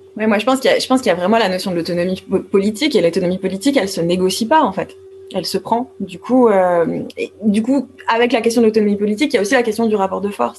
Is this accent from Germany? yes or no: no; France; en tant que française